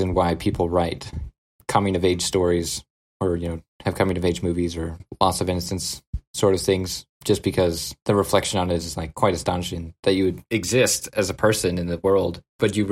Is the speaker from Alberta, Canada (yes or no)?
yes; Peace River Country, Alberta, Canada; also born or lived in Lethbridge, Alberta; I'm from north of Edmonton.